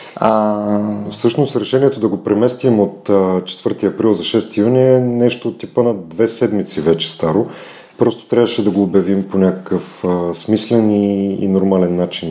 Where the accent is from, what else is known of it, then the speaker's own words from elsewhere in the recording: Plovdiv, Plovdiv Province, Bulgaria; moved away as an adult; now in Sofia, Bulgaria; съм от Пловдив, а, там съм изкарал, може би, вече по-малко от 50% от живота си, защото на 18 години, 19 дойдох в София. Там завърших немската гимназия